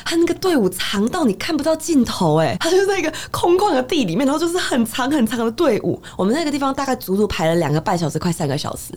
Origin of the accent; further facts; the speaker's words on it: Taiwan; 我们台湾人真的很客气